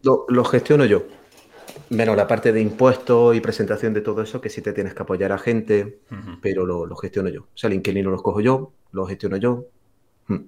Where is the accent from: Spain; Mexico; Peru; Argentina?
Spain; Granada, Andalusia; mi ciudad natal, que es Granada